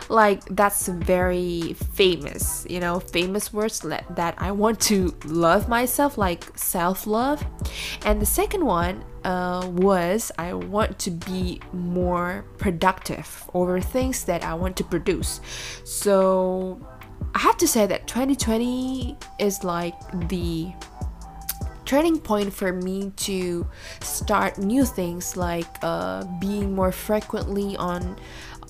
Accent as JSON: {"language": "English", "country": "Indonesia", "second_language": "English", "said": "I'm from Indonesia, but most of the time I either speak in Bahasa Indonesia or in English."}